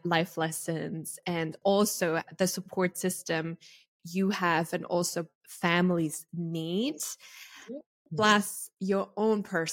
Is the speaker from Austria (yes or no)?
yes; Austria; I'm Austrian, so I'm from Europe